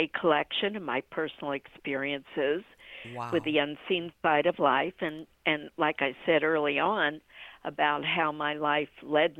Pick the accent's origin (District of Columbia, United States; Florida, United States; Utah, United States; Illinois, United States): District of Columbia, United States; Washington; born there; also born or lived in Ohio; now in Orlando, United States; I was born in Washington, D.C., and lived in Ohio. And then from Ohio, I came to Orlando.